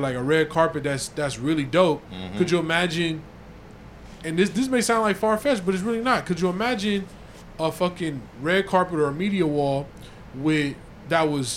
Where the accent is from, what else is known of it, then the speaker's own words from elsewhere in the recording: Inglewood, California, United States; I'm from Inglewood